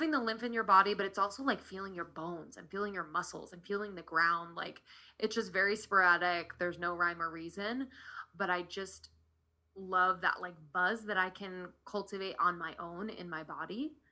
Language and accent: English; Pennsylvania, United States; Yeah, I'm from Pennsylvania. Pennsylvania, like Philadelphia.